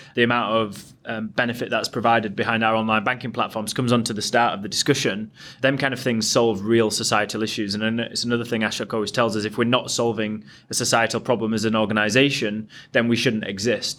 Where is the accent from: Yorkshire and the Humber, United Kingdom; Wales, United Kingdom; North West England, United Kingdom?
Yorkshire and the Humber, United Kingdom; I'm from Yorkshire